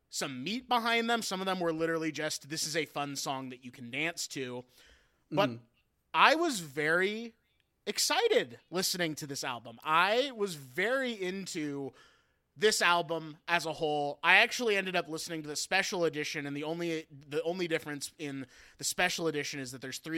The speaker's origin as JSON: {"language": "English", "region": "Pacific Northwest", "country": "United States", "said": "I'm from the Pacific Northwest, you know"}